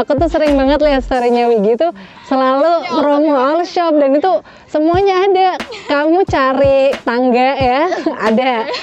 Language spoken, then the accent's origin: Indonesian; Tegal, Central Java, Indonesia; kita orang Jawa Tengah, khusus khususnya Tegal